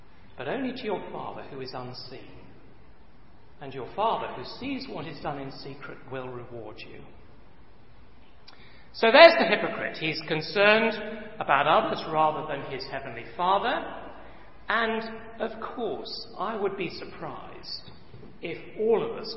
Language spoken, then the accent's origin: English; England, United Kingdom; me and my fellow countrymen